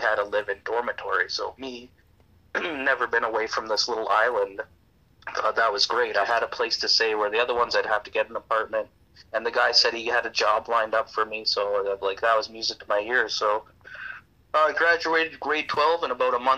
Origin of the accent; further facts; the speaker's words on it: Campbell River, British Columbia, Canada; I grew up, this young Cuban kid, I grew up in Campbell River, British Columbia